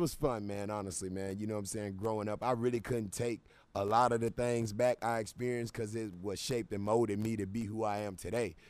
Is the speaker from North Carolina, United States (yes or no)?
yes; Charlotte, North Carolina, United States; I'm a guy from Charlotte, North Carolina